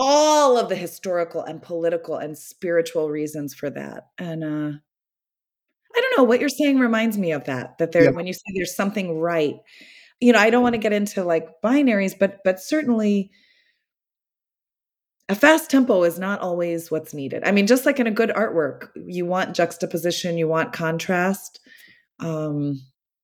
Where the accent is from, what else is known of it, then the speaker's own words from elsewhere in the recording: the Southern US, United States; moved away; my Southern culture